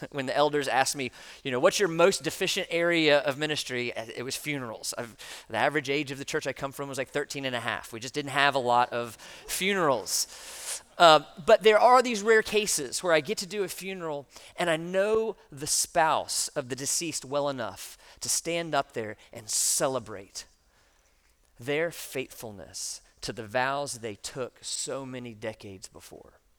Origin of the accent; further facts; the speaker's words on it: United States; we, as American Christians in the 21st century